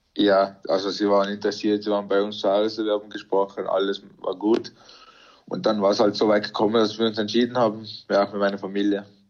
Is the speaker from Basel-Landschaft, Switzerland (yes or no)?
yes; Arisdorf, Basel-Landschaft, Switzerland; wir sind alle in der Schweiz geboren und sind ganz normal in der Schweiz aufgewachsen.